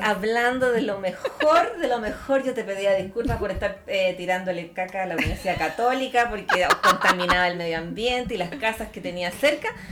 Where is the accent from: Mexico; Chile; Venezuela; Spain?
Chile; Santiago, Santiago Metropolitan Region; also born or lived in Ñuñoa; Yo vivo en Macul. Yo no nací en Macul, pero desde los ocho años vivo en Macul.